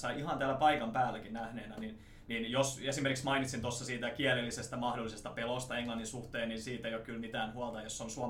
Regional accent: Salo, Southwest Finland, Finland; accent: Turku dialect; now in Chiang Mai, Thailand

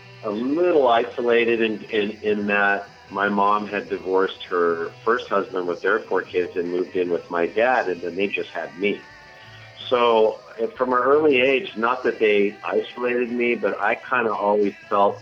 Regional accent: Carson, California, United States; I grew up in an oil town down here in Southern California called Carson

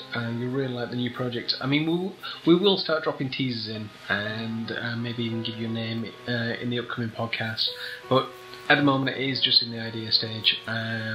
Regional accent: United Kingdom; accent: northern; my northern accent

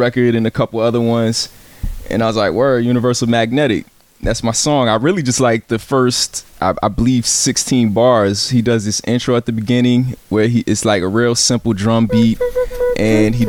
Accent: Virginia Beach, Virginia, United States; moved away; also born or lived in San Antonio, Texas / Chicago, Illinois / Champaign, Illinois / East Coast; Grew up in Virginia Beach, Virginia

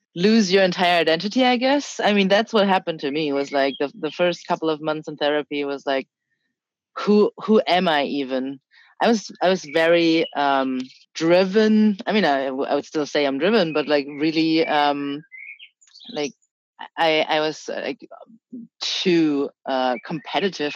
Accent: Germany; also born or lived in China; I was born in China. I moved to Germany when I was three and a half.

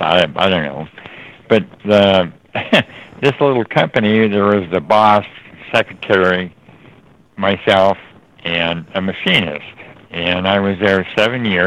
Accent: Los Angeles, California, United States; I grew up here in Los Angeles.

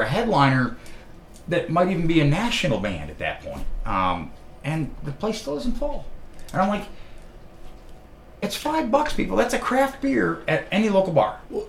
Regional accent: New York, United States; now in Columbus, United States; I know I'm a New Yorker

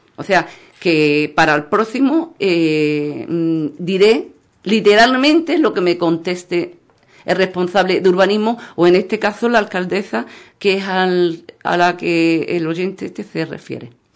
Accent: Ubrique, Andalusia, Spain; nuestro pueblo ubrique

